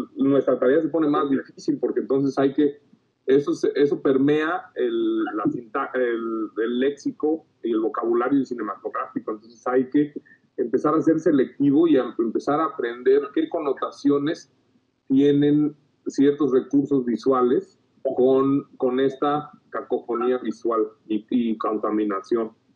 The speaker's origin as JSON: {"language": "Spanish", "country": "Mexico", "said": "tenemos mucho, como mexicanos"}